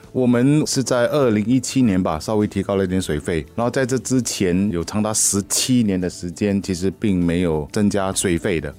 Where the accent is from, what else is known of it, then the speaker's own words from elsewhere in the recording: Singapore; 我们新加坡人